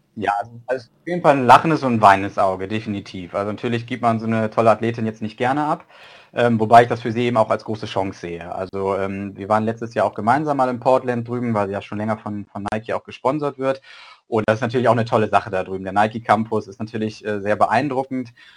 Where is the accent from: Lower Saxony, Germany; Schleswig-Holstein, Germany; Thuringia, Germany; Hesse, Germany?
Schleswig-Holstein, Germany; moved away as an adult; also ich komme eigentlich aus Schleswig-Holstein